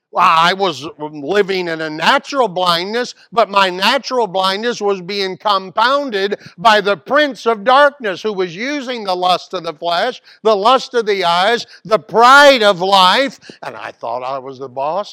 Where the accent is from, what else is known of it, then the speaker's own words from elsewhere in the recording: Mobile, Alabama, United States; Here I am from Mobile, Alabama.